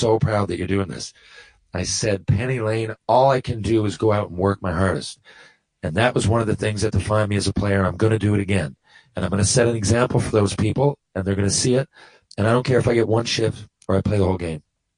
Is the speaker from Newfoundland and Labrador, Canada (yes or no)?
yes; St. John's, Newfoundland and Labrador, Canada; my hometown